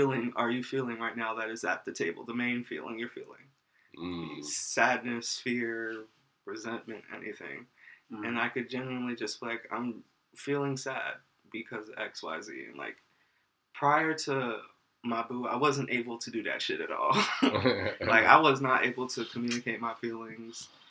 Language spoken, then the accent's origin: English; New Jersey, United States; I'm from Jersey